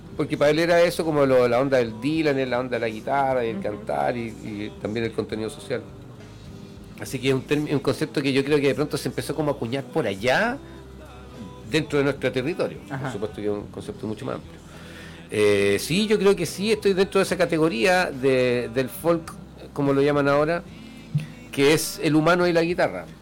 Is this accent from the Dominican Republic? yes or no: no; Chile; yo soy un cantautor chileno